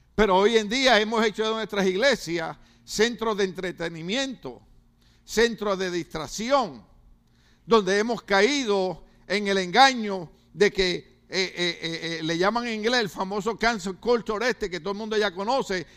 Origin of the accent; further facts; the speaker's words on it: Puerto Rico; now in United States; mi país, Puerto Rico